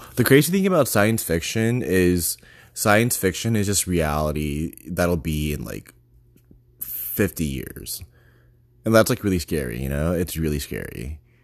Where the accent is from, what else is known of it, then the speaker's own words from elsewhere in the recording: Texas, United States; moved away; also born or lived in New York / Boston; I'm from Texas